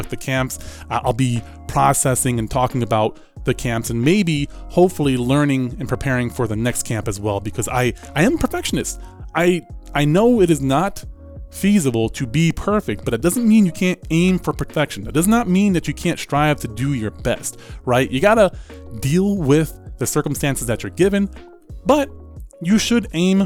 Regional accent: Atlantic City, New Jersey, United States; moved away; also born or lived in Alabama; I grew up in Atlantic City, near Atlantic City.

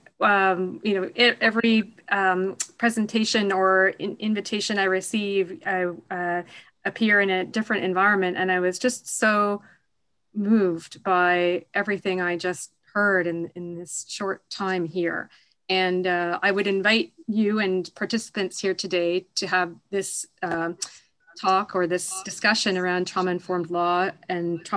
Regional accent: Canada; I'm Canadian

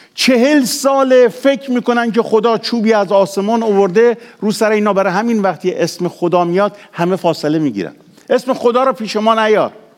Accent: Iran; چون ما ایرانیم تو ایران بوده به دنیا آمدیم خیلی از ما 99 درصد ما تو ایران به دنیا آمدیم

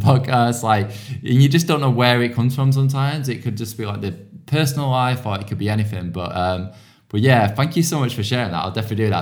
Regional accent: outskirts of Manchester, North West England, United Kingdom; now in London, United Kingdom; I come from, like, a small town on, like, the outskirts of Manchester.

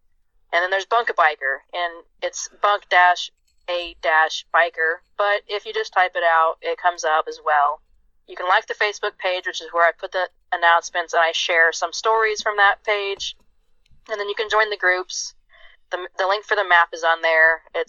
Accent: United States; because I'm American.

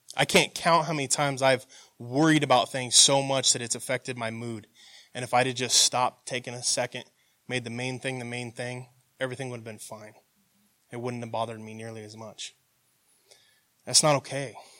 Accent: United States; growing up in America, we're taught to be proud of your country

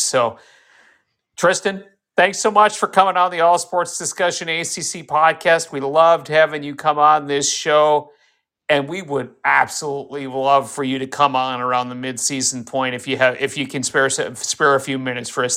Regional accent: Fargo, North Dakota, United States; I am from Fargo

